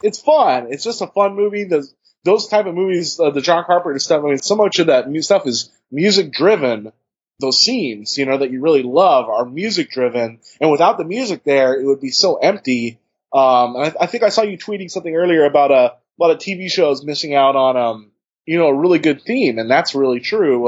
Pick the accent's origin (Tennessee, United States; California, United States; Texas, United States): California, United States; Bay Area; I'm from the Bay Area